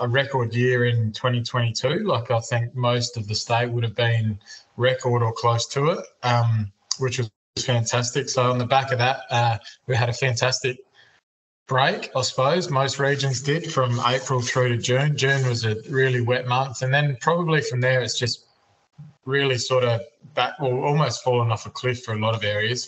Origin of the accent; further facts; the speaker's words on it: Mallala, South Australia, Australia; So I'm from Mullala, a small town called Mullala, which is about an hour north of Adelaide